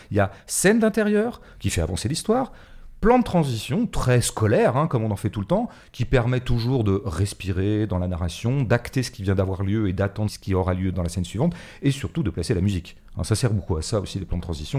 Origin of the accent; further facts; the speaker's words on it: Paris, Île-de-France, France; en tant que Parisien